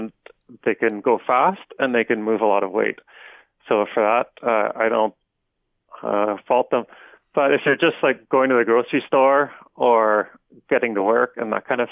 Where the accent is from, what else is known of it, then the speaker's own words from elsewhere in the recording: Stittsville, Ontario, Canada; I grew up in Stittsville, which is at the time, it's about 40 kilometers outside of downtown Ottawa